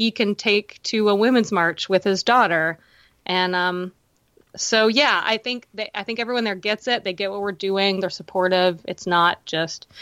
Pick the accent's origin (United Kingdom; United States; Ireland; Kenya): United States; Baltimore, Maryland; I'm from Baltimore